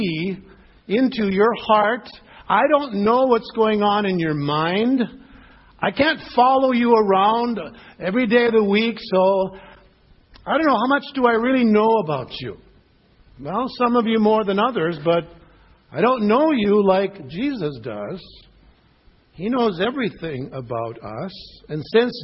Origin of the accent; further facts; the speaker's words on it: Michigan, United States; I was born in Michigan